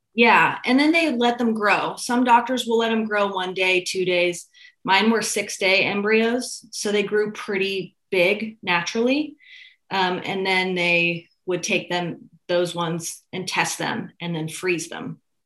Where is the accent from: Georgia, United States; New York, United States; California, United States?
California, United States; Santa Rosa; also born or lived in Petaluma; I grew up in Santa Rosa.